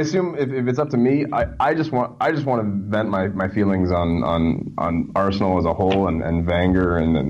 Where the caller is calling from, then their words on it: Alberta, Canada; Alberta, Canada.